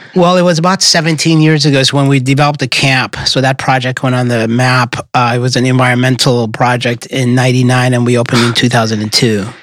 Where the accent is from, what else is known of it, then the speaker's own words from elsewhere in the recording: Midwest, United States; I grew up in the Midwest and football is a religion